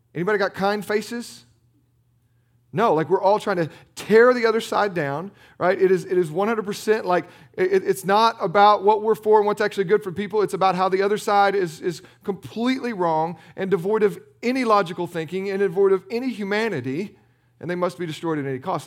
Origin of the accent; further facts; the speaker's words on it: United States; we're American, we're Protestant Americans.